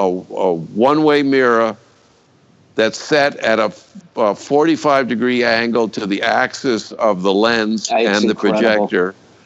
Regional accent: Connecticut, United States; I grew up in Connecticut, and we don't brag, you know.

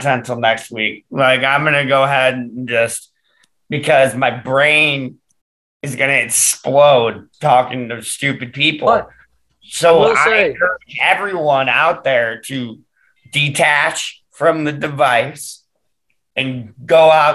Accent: Michigan, United States; moved away; We're both from Michigan

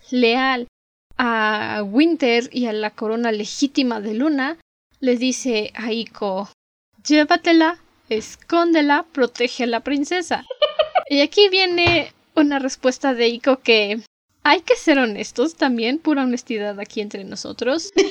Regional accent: Mexico; Ya saben que sus dragones weird somos mexicanas

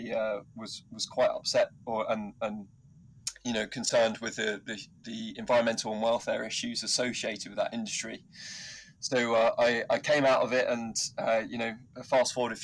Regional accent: Surrey, South East England, United Kingdom; moved away as an adult; also born or lived in Liverpool / Scotland; I grew up in Surrey

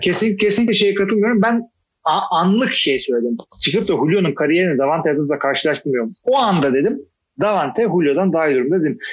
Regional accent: Istanbul, Turkey; moved away as an adult; also born or lived in Artvin; now in Ankara, Turkey; İstanbul'da doğdum büyüdüm ama 20 senedir de ben ne 20 senesi? 15 senedir de Ankara'da oturuyorum

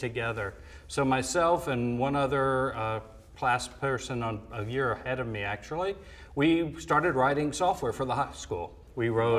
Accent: Atlanta, Georgia, United States; moved away as an adult; I grew up in Atlanta, Georgia. I was born and raised there. Spent first 18 years of my life there

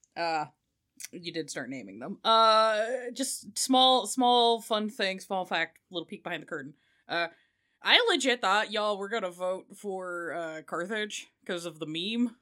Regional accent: United Kingdom; I am British

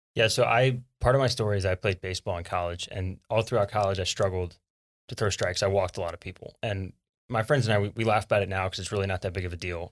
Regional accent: South Louisiana, United States; now in Texas, United States; growing up in South Louisiana

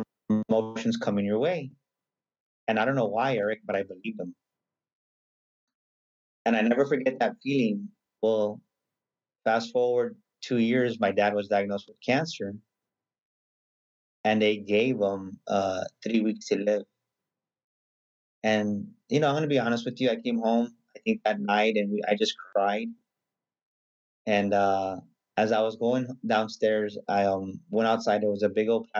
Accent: San Antonio, Texas, United States; also born or lived in San Marcos, Texas; I'm pretty much born and raised in San Antonio

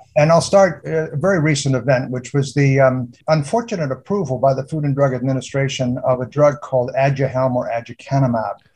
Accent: United Kingdom; moved away; I'm British. I was born in the UK

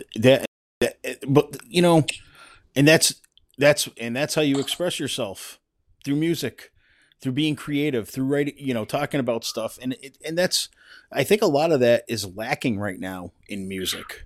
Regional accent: East Coast, United States; growing up on the East Coast

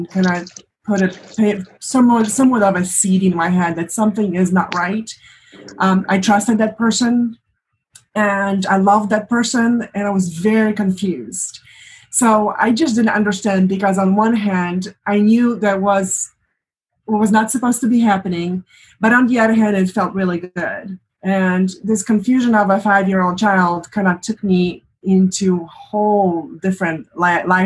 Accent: Poland; moved away as an adult; now in United States; I am from Poland originally, and for the past 20-something years, I've lived in the United States.

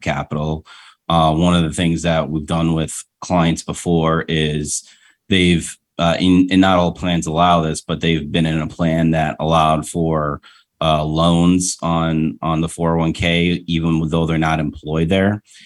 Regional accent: Rochester, United States; moved away; my hometown in Rochester

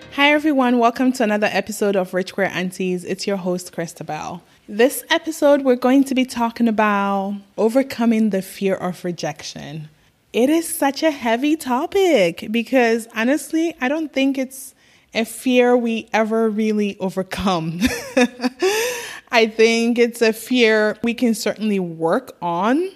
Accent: Ghana; now in United States; as a little girl growing up in Africa

